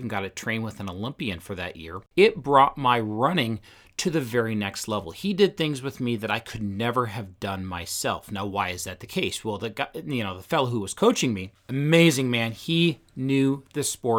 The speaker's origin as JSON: {"language": "English", "region": "Washington", "country": "United States", "tie": "born or raised there", "said": "I grew up just outside of Seattle, and I've mentioned a few times, I'm just wired to be a challenger."}